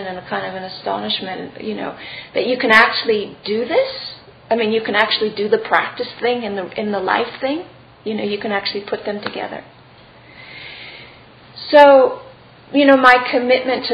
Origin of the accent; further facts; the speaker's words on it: California, United States; I was born in California